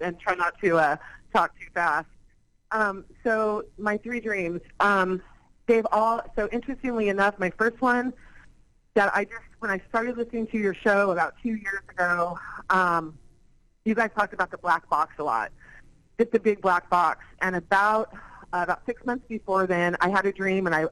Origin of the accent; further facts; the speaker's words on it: San Diego, California, United States; moved away; grew up in San Diego